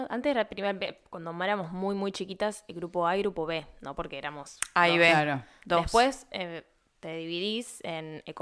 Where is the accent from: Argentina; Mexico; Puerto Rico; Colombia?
Argentina; Rosario, Santa Fe; Messi es de Rosario como yo.